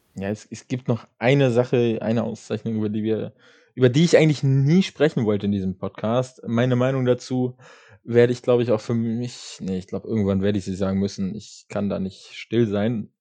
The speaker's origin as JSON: {"language": "German", "town": "Kassel", "region": "Hesse", "country": "Germany", "said": "als Kasseler"}